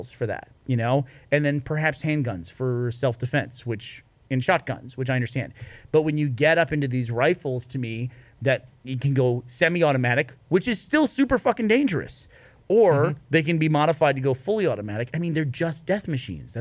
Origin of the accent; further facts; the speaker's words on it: United States; As an American